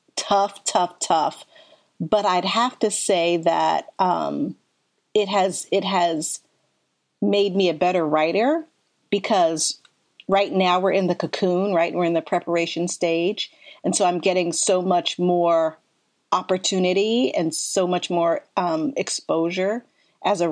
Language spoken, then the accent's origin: English; Ohio, United States; moved away as an adult; also born or lived in Philadelphia, Pennsylvania; now in Portland, United States; I was born in Philadelphia, spent most of my life in Ohio, came to Portland actually just after 9/11